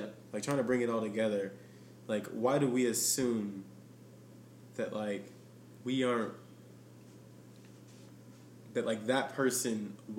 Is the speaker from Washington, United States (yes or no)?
no; Arkansas, United States; I am from Arkansas.